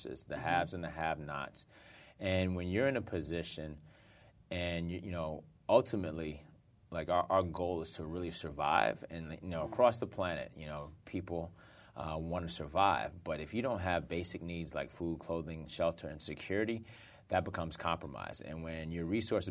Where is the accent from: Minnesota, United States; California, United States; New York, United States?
New York, United States; New York City; I grew up in Brooklyn